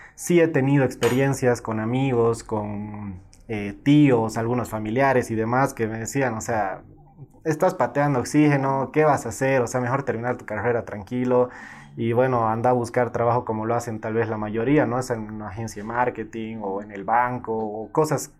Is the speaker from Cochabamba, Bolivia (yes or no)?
yes; Cochabamba, Bolivia; yo nací en Cochabamba